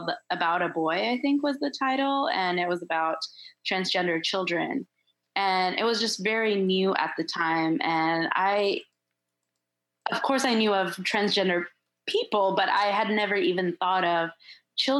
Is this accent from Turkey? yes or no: yes; Turkey; moved away; also born or lived in Michigan; I'm also from Turkey